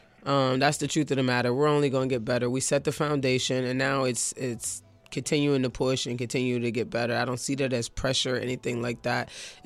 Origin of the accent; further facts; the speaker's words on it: Pittsburgh, Pennsylvania, United States; also born or lived in New York; I'm from New York originally, and I'm used to playing on the crates. You know what I mean? Like, the crates on the phone poles and different things like that. You know what I'm saying? But I was raised in Pittsburgh and in Whittaker